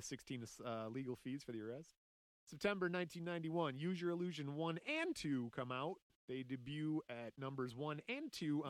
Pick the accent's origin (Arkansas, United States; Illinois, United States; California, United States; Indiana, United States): Indiana, United States; Lafayette; That's how I was raised in Lafayette, Indiana.